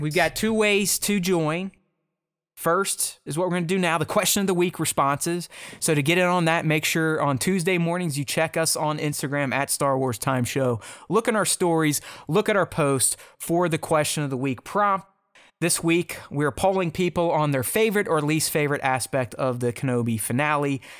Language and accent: English; United States; being an American